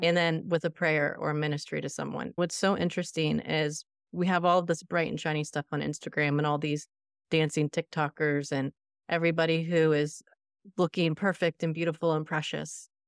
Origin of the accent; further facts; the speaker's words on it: Florida, United States; also born or lived in Outer Boston area, Massachusetts; I'm in Florida, and I've been here since I was five. We are from the Outer Boston area, and our family were New Englanders